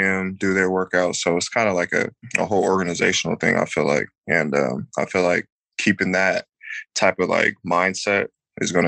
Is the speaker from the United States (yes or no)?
yes; San Diego, California, United States; moved away as an adult; also born or lived in Oklahoma; I'm from San Diego